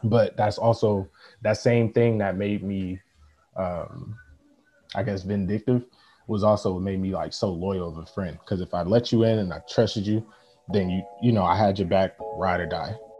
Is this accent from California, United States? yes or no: yes; Oakland, California, United States; also born or lived in San Lorenzo, California / Irvine, California; I was born in Oakland, California. Uh, met Branch at uh, San Lorenzo High School, San Lorenzo, California